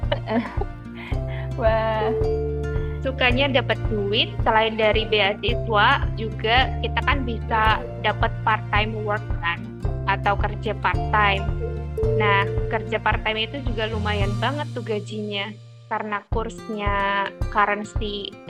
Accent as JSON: {"language": "Indonesian", "town": "Banyumas", "region": "Central Java", "country": "Indonesia", "tie": "born or raised there", "said": "aku asli Banyumas. Dela tahu Banyumas? Mbak aku Banyumas loh."}